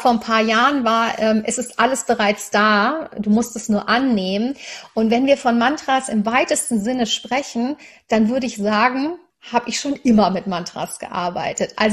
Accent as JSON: {"language": "German", "town": "Cologne", "region": "North Rhine-Westphalia", "country": "Germany", "tie": "born or raised there", "said": "Ich bin in Köln aufgewachsen, sehr katholisch, habe aber wirklich eine ganz tolle Erfahrung gemacht."}